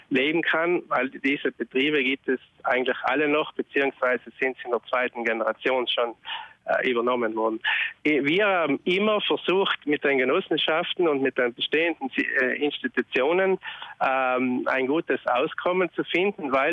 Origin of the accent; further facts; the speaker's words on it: Trentino-Alto Adige, Italy; irgendwie hat es mich immer schon so interessiert, die ökologische Landwirtschaft, aber es waren bei uns in Südtirol überall äh, halt nur die ersten Gehversuche.